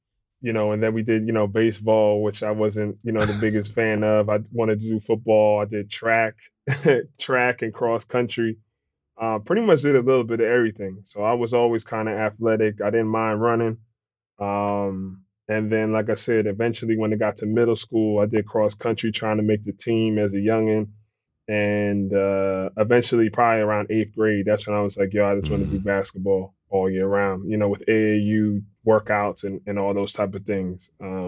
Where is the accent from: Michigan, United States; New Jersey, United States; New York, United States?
New Jersey, United States; Willingboro; My mom's from South Jersey, like Willenboro, predominantly, you know, black neighborhood. Was there kind of growing up.